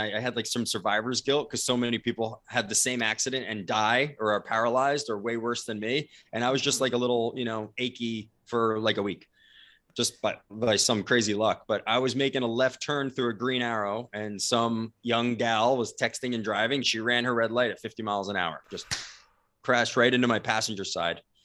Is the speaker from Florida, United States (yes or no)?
no; New Jersey, United States; moved away as an adult; also born or lived in San Diego; I was originally from New Jersey